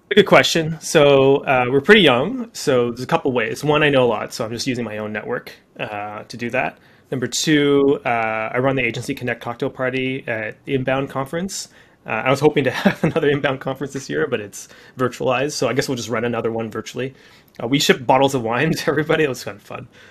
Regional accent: Canada; I'm Canadian too

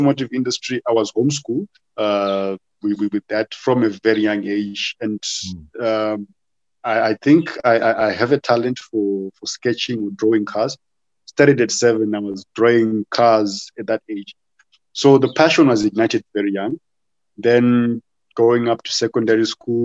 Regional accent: Harare, Zimbabwe; I was born in Harare, and I was living in Warren Park, went to school at Alfred Bate Primary in Marlborough

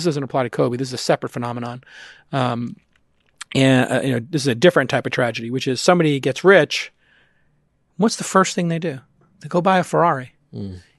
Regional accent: Ireland; I'm Irish.

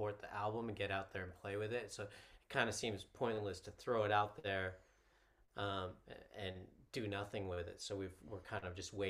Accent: Canada; also born or lived in United States; now in United Kingdom; I was born in Canada

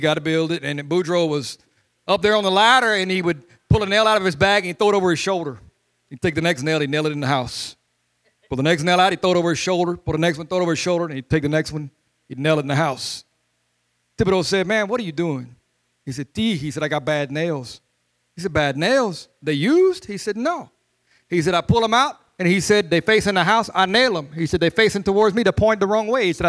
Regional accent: Louisiana, United States; now in Molino, Florida, United States; I am Cajun. I'm from Louisiana.

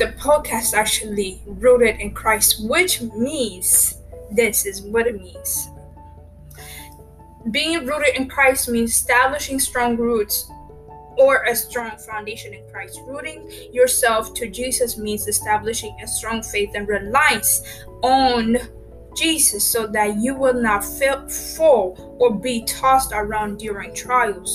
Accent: Ethiopia; now in United States; I'm from Ethiopia. I actually resident right now in USA.

